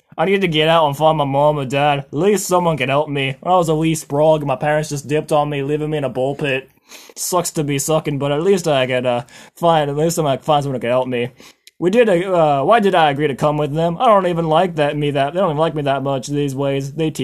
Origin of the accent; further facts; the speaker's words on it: Australia; accent: Australian; I get ready for my Australian accent to really come through.